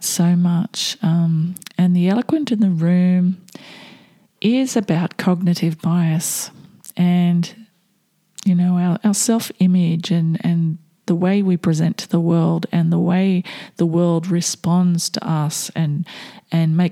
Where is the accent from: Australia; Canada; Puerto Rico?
Australia; I'm Australian